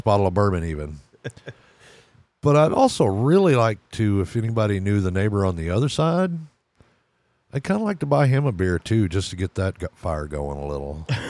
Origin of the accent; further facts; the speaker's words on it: Texas, United States; My home state's Texas